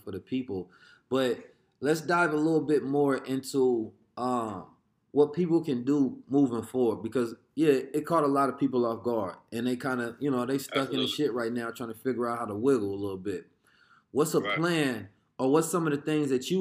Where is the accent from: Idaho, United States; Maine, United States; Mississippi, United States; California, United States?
California, United States; Oakland; when we grew up in Oakland at the time